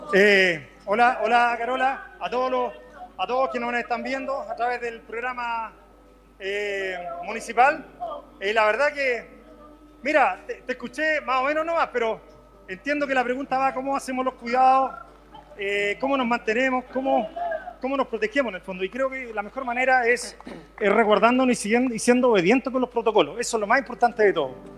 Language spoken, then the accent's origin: Spanish; Chile; lo que somos como chilenos